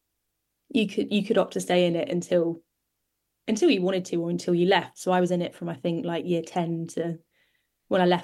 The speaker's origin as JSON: {"language": "English", "town": "Oxford", "region": "South East England", "country": "United Kingdom", "tie": "born or raised there", "said": "growing up in Oxford"}